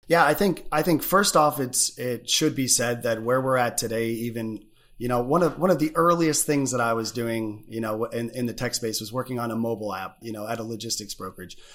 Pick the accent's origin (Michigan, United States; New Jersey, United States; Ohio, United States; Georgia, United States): Michigan, United States; also born or lived in Chicago; being Michigan boys